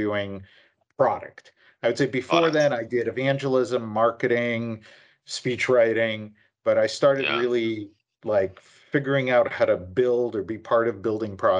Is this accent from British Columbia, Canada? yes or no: yes; Vancouver, British Columbia, Canada; moved away as an adult; now in United States; So I'm actually from the Vancouver area. So I grew up from about grade 3 or 4 in the Vancouver area and suburbs, went to school in Langley